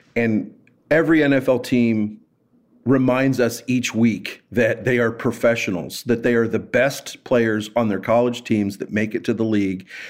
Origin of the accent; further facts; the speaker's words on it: Kansas City, United States; moved away as an adult; now in Los Angeles, United States; I said, "Kansas City."